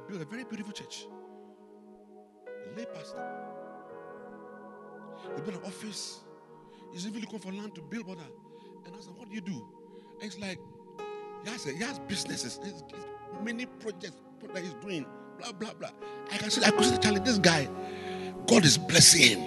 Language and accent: English; Ghana; As a Ghanaian